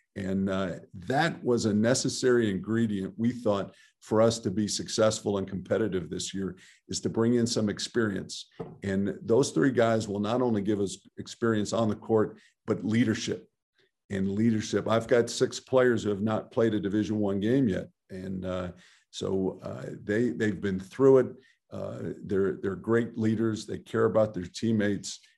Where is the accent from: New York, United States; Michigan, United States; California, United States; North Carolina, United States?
California, United States; Southern; I grew up in Southern California